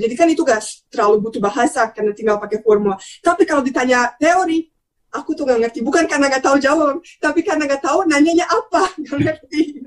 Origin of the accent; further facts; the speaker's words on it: Bosnia & Herzegovina; Indonesian is a second language; moved away as an adult; now in Indonesia; aku pulang ke Bosnia